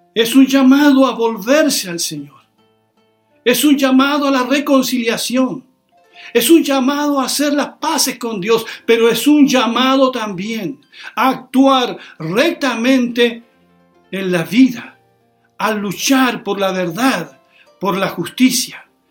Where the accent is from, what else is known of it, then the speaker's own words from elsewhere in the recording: Chile; Somos ciudadanos de Chile